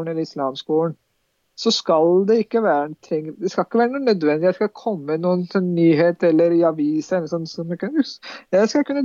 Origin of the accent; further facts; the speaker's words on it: Drammen, Buskerud, Norway; Vi er jo ikke bare en del for muslimene, vi er drammensere, vi er nordmenn.